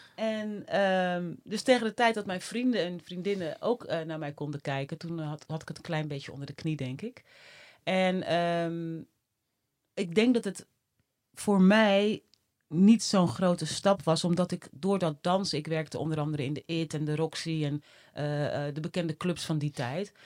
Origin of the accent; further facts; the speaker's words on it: Netherlands; also born or lived in Suriname; ik was anderhalf. En eh, nou ja, sindsdien eh, wonen wij hier